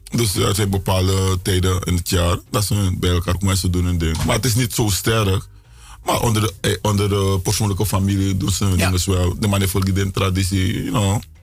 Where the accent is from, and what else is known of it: Suriname; now in United States